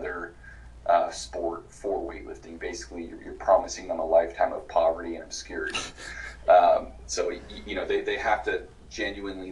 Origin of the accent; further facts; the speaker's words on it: West Coast, United States; I'm from the West Coast